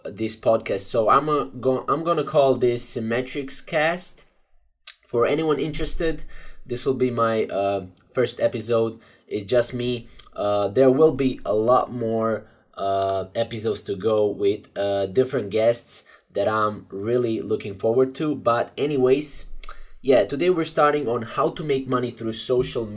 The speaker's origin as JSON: {"language": "English", "country": "Croatia", "said": "I'm from Croatia"}